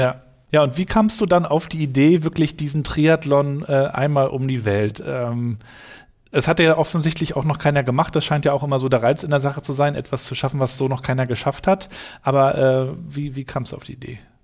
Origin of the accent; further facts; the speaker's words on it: Germany; Ich bin ja auch noch in der DDR aufgewachsen